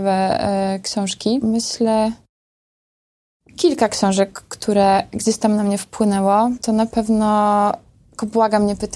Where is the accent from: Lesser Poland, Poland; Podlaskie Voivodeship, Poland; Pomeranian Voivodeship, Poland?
Podlaskie Voivodeship, Poland; No ja jestem ze wsi, wiecie, z takiej wsi pod Białorusią, gdzie tam kompletnie nic nie ma i żubry sobie chodzą przez drogę.